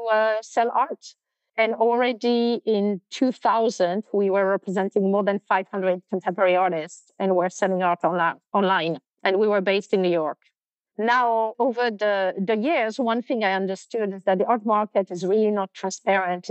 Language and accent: English; France; moved away; also born or lived in London; I was born and raised in France